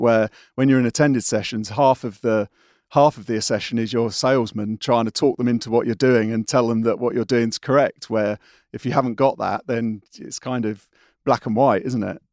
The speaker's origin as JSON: {"language": "English", "town": "Windsor", "region": "South East England", "country": "United Kingdom", "tie": "born or raised there", "said": "I'm a Windsor boy, uh, not far from where I am now"}